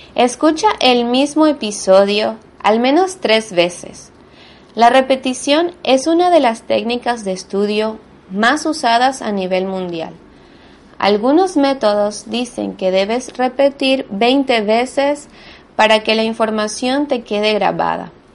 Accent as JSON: {"language": "Spanish", "country": "Venezuela", "first_language": "Spanish", "moved": "yes", "lives_now": "Buenos Aires, Argentina", "said": "soy de Venezuela, pero vivo actualmente en Buenos Aires, Argentina"}